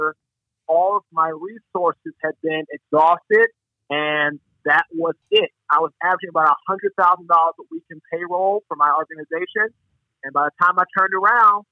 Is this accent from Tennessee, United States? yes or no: no; Washington, District of Columbia, United States; moved away as an adult; now in Raleigh, United States; I'm originally from Washington, D.C.